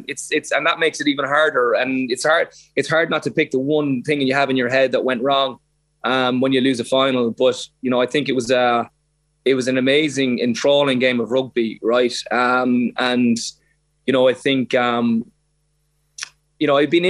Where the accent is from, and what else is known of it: Ireland